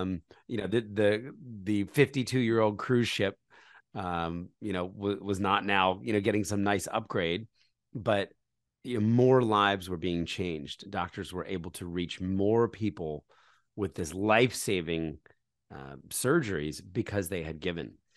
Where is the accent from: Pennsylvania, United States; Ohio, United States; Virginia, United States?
Pennsylvania, United States; Philadelphia; moved away; also born or lived in New York City; I was born in Philadelphia, uh, into a conservative Christian family